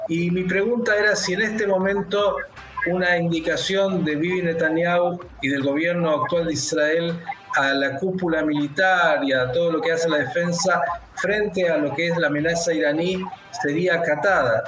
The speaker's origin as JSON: {"language": "Spanish", "country": "Argentina", "said": "aquí judíos, cristianos, musulmanes, agnósticos, convivimos"}